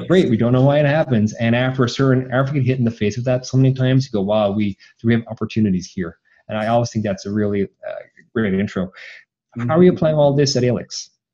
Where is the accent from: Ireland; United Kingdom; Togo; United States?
Ireland; Cork, Munster; I'm also from Cork, Ireland